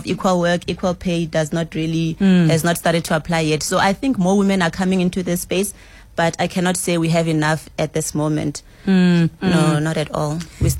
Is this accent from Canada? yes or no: no; Limpopo, South Africa; I'm from Limpopo